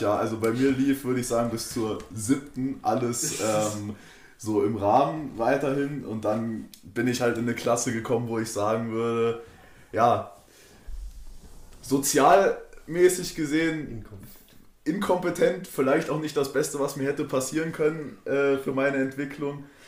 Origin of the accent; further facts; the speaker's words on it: Frankenberg, Germany; bei uns in Frankenberg